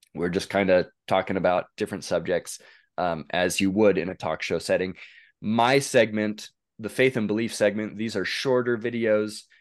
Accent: northeastern Oregon, United States; I grew up in Oregon, northeastern Oregon, in a little small town

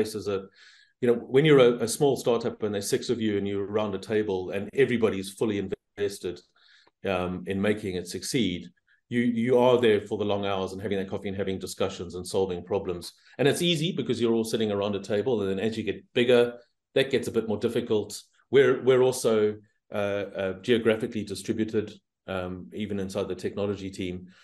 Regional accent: South Africa; moved away; also born or lived in Southeast Asia; You probably can hear that I'm originally South African, but I've spent a lot of my time living here and in Southeast Asia

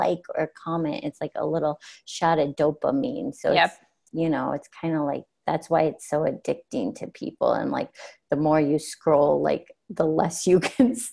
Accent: South Dakota, United States; moved away; I'm originally from South Dakota

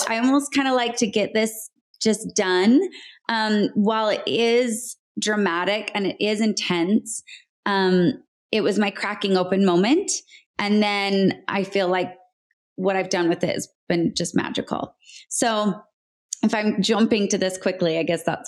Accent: Salt Lake City, Utah, United States; moved away as an adult; also born or lived in Palm Springs; I was born and raised in Salt Lake City, Utah

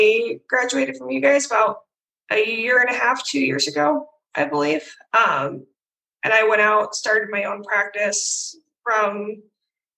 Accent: Iowa, United States; also born or lived in Guymon, Oklahoma; I grew up in Iowa. I love living here

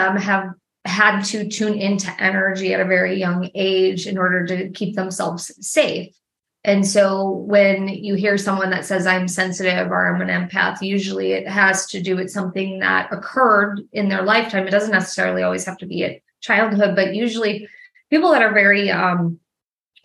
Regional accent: Milwaukee, Wisconsin, United States; now in Nashville, United States; I'm from Wisconsin, actually, originally. I'm from Milwaukee.

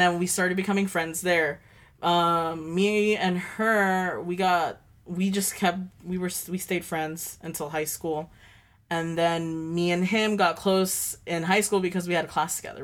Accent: United States; living in Dwarty and growing up in Dwarty, it's a small town

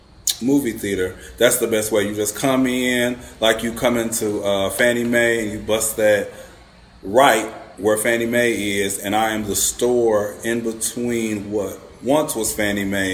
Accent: Kankakee, Illinois, United States; also born or lived in Bloomington, Illinois; I was born and raised here in Kankakee.

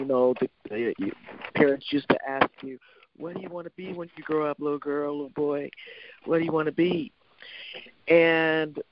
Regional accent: Youngstown, Ohio, United States; my mom, who was a single mom and growing up in Youngstown, Ohio

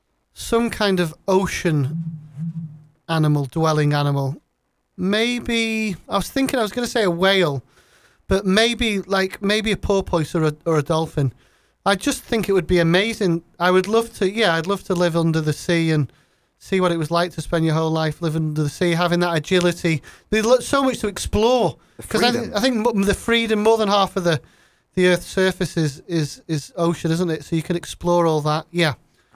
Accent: Glasgow, Scotland, United Kingdom; born there; I was born in Glasgow, though I don't have the accent

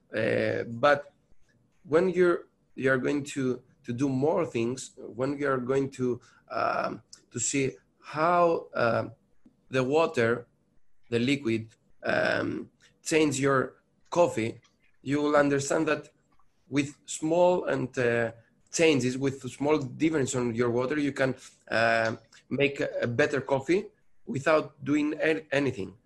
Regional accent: Patras, Western Greece, Greece; now in Athens, Greece; I'm from Greece, sure. I'm, I'm coming from Patras, another place of, of Greece, but now I'm, I'm here in Athens

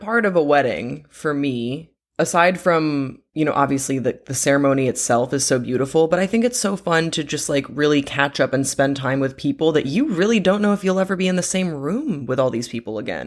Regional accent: Belgium; moved away; the community that I grew up with in Belgium It's really, really close knit

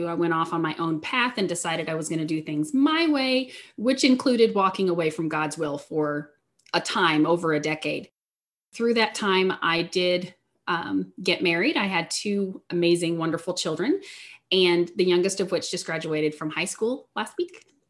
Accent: Southeast Missouri, United States; I am from Southeast Missouri. I grew up in a strong Christian household.

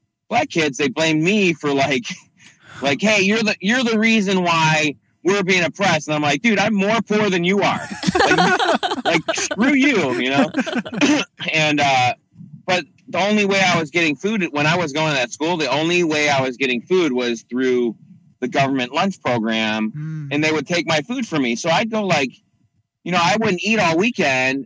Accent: Chicago, Illinois, United States; I grew up in Chicago, in and out of the city

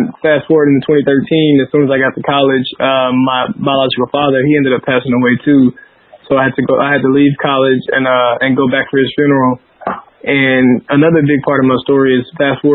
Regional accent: Helena, Arkansas, United States; I grew up in Southeast Arkansas, a little poor, underrepresented town. Called Helena, Arkansas.

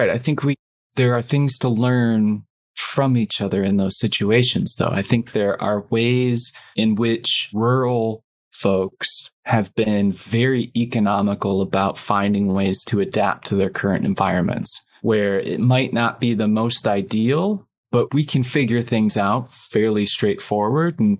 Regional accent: United Kingdom; yeah, and of course yeah, I grew up in Britain

